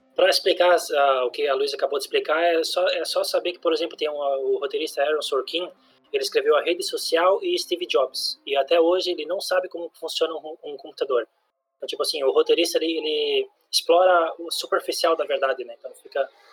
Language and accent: Portuguese; Brazil; eu tô me defendendo como brasileiro